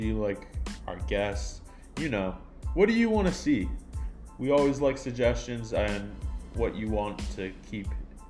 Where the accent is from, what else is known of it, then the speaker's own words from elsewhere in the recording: California, United States; we're obviously from California.